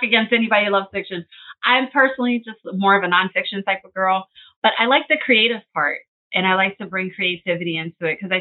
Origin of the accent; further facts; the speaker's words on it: Philadelphia, Pennsylvania, United States; I'm a Philadelphia girl, Philly girl for short. I have been born and raised in Philly my whole life.